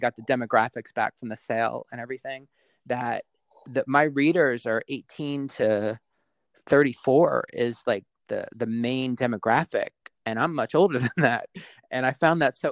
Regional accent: Westfield, New Jersey, United States; I grew up in Westfield, and we were just a train ride out of the city

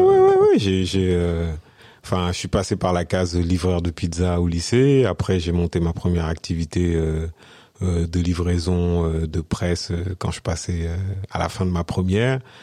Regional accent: France; moved away as an adult; also born or lived in Senegal; je suis né, je suis né au Sénégal. Je suis venu en France à l'âge de 6 ans. Et euh, 30 ans après mon arrivée en France, je suis retourné au Sénégal

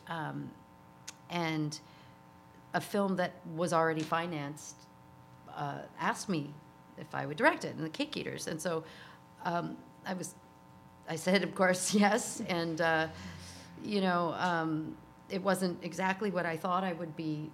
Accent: New York City, New York, United States; moved away as an adult; also born or lived in Litchfield County, Connecticut; now in Hudson Valley, United States; I grew up in New York City

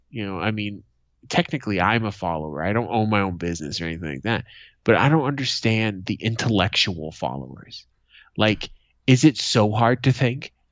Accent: Boston, Massachusetts, United States; my hometown of Boston

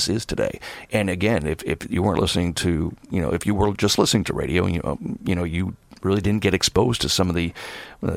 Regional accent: Philadelphia, Pennsylvania, United States; also born or lived in West Coast; now in New York City, United States; I'm from Philadelphia originally, so I'm an East Coast guy

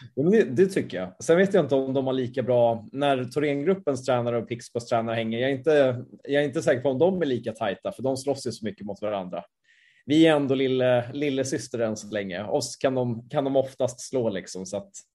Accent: Sweden; som svensk

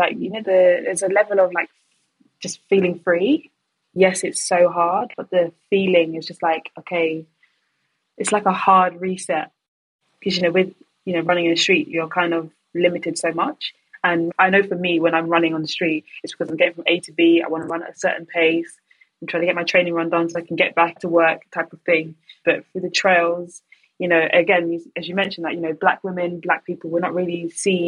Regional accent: London, United Kingdom; born and raised in London

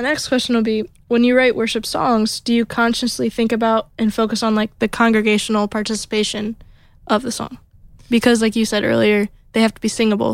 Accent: Toledo, Ohio, United States; moved away; I'm from up north by Toledo

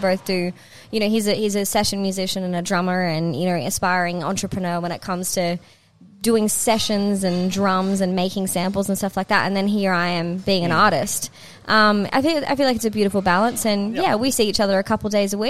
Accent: Noosa, Queensland, Australia; born or raised there; moved away as an adult; also born or lived in Ulladulla, New South Wales; now in Melbourne, Australia

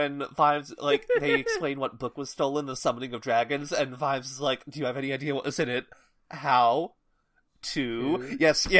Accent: Massachusetts, United States; I grew up in Massachusetts. I legitimately do not know all of this.

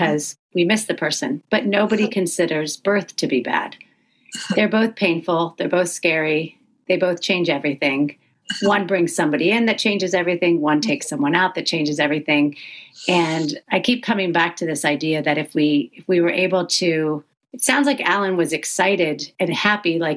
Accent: the South, United States; now in California, United States; I'm from the South

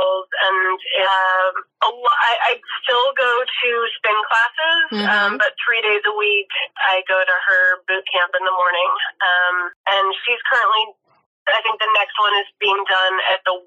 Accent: Los Angeles, California, United States; I grew up in Los Angeles.

